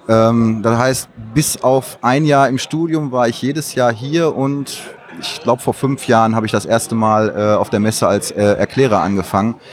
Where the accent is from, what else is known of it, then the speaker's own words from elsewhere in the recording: North Rhine-Westphalia, Germany; Ich komme hier aus der Nähe, ich komme hier aus dem Ruhrgebiet.